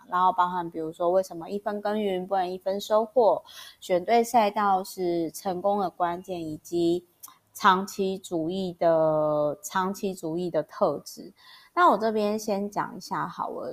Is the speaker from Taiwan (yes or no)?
yes; Taiwan; 我光是出生在台湾，我就已经很感谢啦